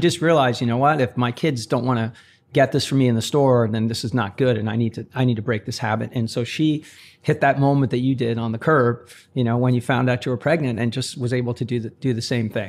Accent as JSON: {"language": "English", "town": "Maplewood", "region": "New Jersey", "country": "United States", "tie": "born or raised there", "said": "I grew up in Maplewood, South Orange"}